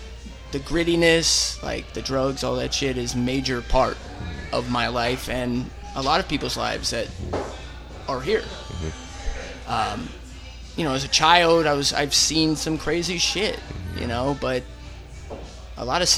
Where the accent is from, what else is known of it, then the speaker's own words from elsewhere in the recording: San Francisco, California, United States; I mean, it was great. I wouldn't change my life at all.